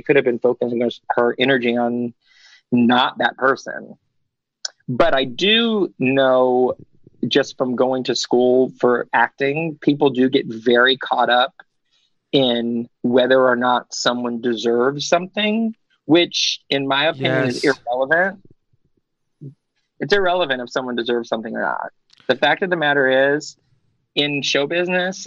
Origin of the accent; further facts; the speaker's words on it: New York, United States; I'm from New York.